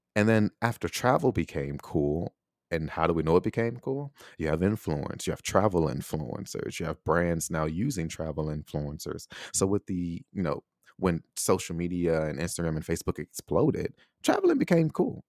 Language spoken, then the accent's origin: English; United States; moved away as an adult; also born or lived in Taiwan; I was born in America